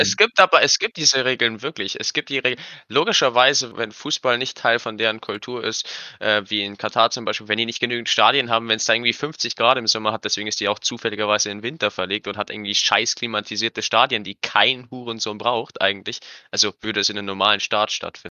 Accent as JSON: {"language": "German", "country": "Germany", "said": "bei uns in Deutschland"}